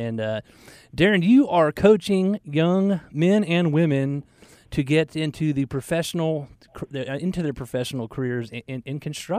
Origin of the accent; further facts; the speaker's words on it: Atlanta, Georgia, United States; I had a friend of mine that I grew up in Atlanta